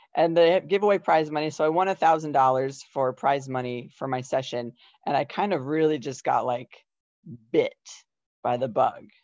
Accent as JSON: {"language": "English", "region": "Iowa", "country": "United States", "tie": "born or raised there", "also_born_or_lived": "Colorado", "moved": "as an adult", "said": "I am born and raised in Iowa"}